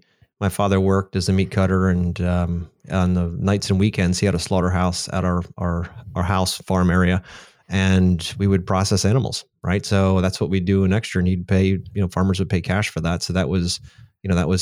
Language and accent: English; Easton, Pennsylvania, United States; I was born and raised in Easton, Pennsylvania, a little town next to the Delaware River, about as east of, as far as east you can get in Pennsylvania before you end up in New Jersey.